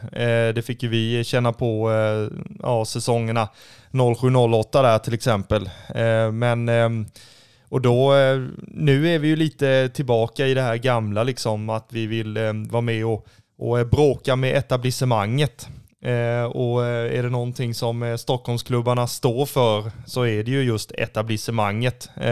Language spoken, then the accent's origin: Swedish; Kalmar, Kalmar County, Sweden; om jag är uppvuxen och född i Kalmar